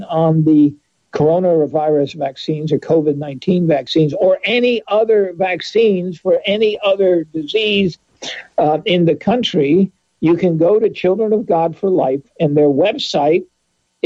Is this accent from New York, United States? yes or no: yes; New York, United States; I grew up in New York State.